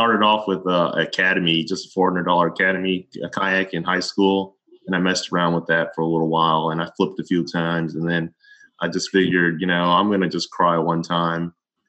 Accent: Mississippi, United States; moved away as an adult; now in Baton Rouge, United States; I went to college at Mississippi State. I'm actually from Mississippi

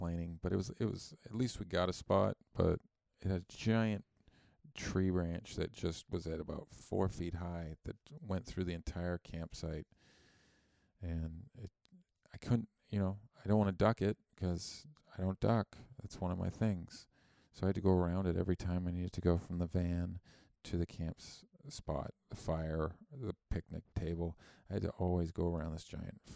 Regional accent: Canada; I'm Canadian, and I learned about Christopher Columbus in high school

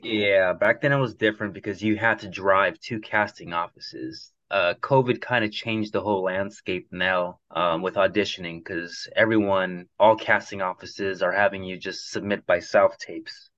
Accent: Los Angeles, California, United States; I'm from uh, San Fernando Valley, just uh, minutes north of Los Angeles

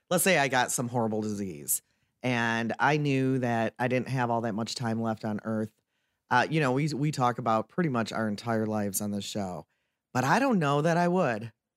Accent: Detroit, Michigan, United States; also born or lived in Waterford, Michigan; growing up in the Detroit area

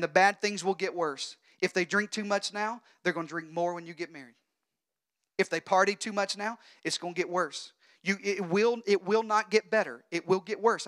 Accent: Arkansas, United States; now in Texas, United States; I'm from Arkansas

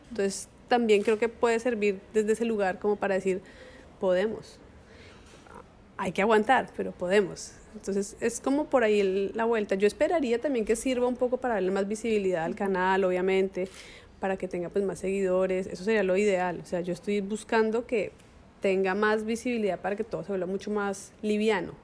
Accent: Colombia; como colombianos

